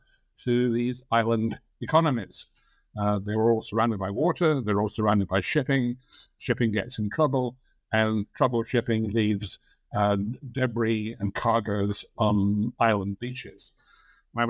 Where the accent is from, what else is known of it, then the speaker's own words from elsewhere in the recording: England, United Kingdom; accent: English; moved away as an adult; now in United States; I'm an English historian. I think I still have an English accent, although I've lived in the United States for more than 50 years.